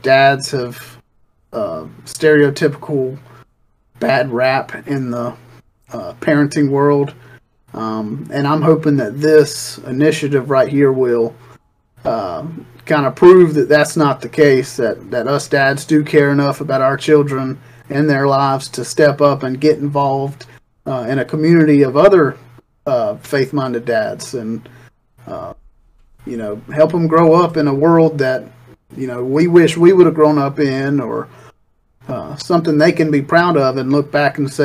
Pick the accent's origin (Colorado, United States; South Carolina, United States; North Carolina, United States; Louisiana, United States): South Carolina, United States; Myrtle Beach; I was born in Myrtle Beach, South Carolina, raised in Myrtle Beach, South Carolina. Lived here all my life